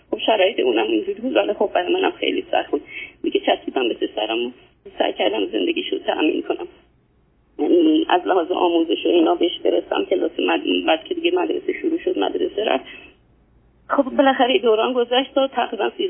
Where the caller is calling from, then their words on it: Iran; نه از ایران هستم